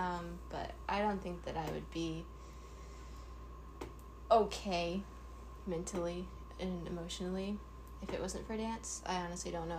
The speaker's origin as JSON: {"language": "English", "town": "Lynchburg", "region": "Virginia", "country": "United States", "said": "I'm from Lynchburg."}